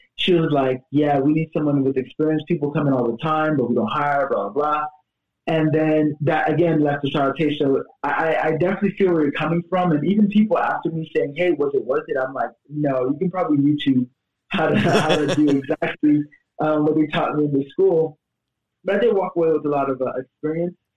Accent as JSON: {"language": "English", "town": "Miami", "region": "Florida", "country": "United States", "tie": "born or raised there", "also_born_or_lived": "Tampa, Florida", "said": "I'm from Miami, Florida, but my family is um, Haitian. Basically, I grew up Haitian in Miami"}